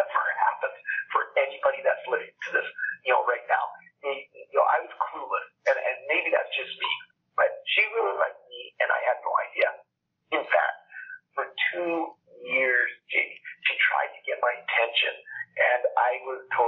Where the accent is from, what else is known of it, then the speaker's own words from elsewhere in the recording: Alberta, Canada; when I was growing up, I'm from Canada. I live in a province called Alberta. And here we are very, very oil rich